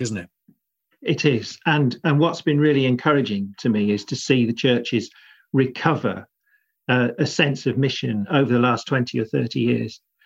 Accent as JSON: {"language": "English", "area": "South Buckinghamshire", "region": "South East England", "country": "United Kingdom", "tie": "born or raised there", "also_born_or_lived": "Cambridge / Liverpool / Cheltenham / South London", "moved": "as an adult", "said": "I grew up in in South Buckinghamshire, just sleepy commuter village territory"}